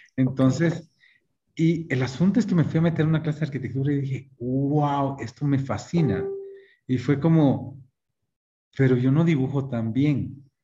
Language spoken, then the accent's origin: Spanish; Guatemala; moved away as an adult; also born or lived in Michigan, United States; regresar a Guatemala